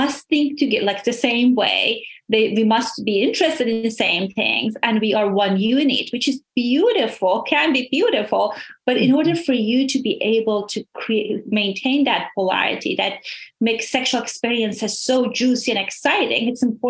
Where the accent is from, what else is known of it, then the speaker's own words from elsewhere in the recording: Iran; moved away; So I immigrated from Iran